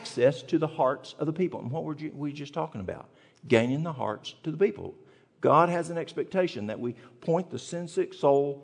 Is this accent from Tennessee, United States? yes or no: yes; East Tennessee, United States; moved away; I'm from the mountains of East Tennessee. And when we grew up in the South in East Tennessee